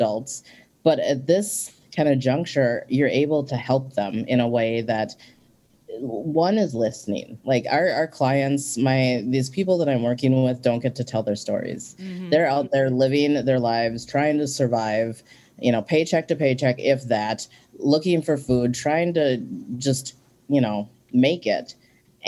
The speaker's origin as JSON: {"language": "English", "town": "St. Paul", "region": "Minnesota", "country": "United States", "tie": "born or raised there", "also_born_or_lived": "Ecuador", "said": "I was born in Ecuador, and I came to Minnesota to live with two white parents, and I was an only child. Hmm. And growing up in St. Paul"}